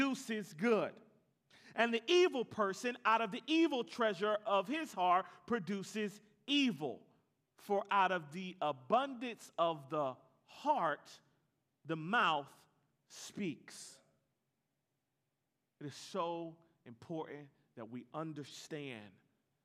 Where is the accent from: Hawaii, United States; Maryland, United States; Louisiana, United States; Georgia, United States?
Georgia, United States; Atlanta; I'm from Atlanta